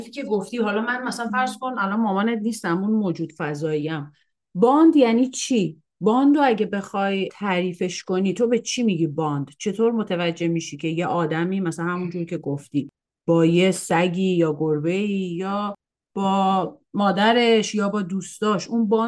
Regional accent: Iran; now in Canada; خب میدونی که ما مهاجرت کردیم از ایران اومدیم کانادا

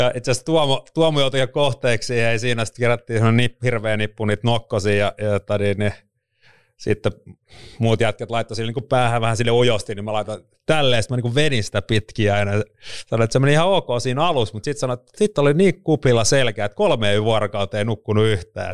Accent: Vantaa, Uusimaa, Finland; on syntynyt Vantaalla Louhelassa 75

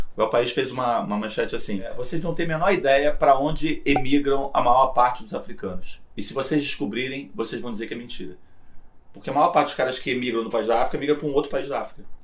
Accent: Brazil

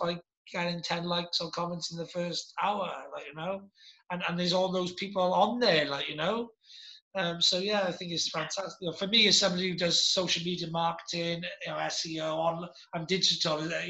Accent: Wales, United Kingdom; I'm Welsh, I am

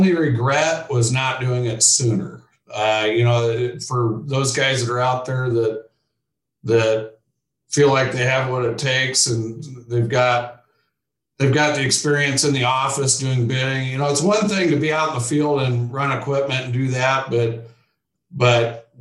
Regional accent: Keokuk, Iowa, United States; moved away as an adult; now in Ames, United States; I grew up down in Southeast Iowa, and my dad ran a construction company

